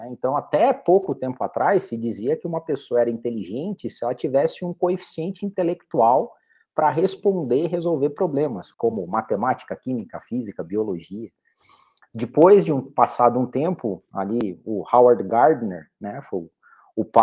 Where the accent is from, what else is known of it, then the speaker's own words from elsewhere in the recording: Curitiba, Paraná, Brazil; eu sou aqui de Curitiba, nascido e criado, já andei por outras cidades, trabalhei para fora também, mas eu sou de Curitiba também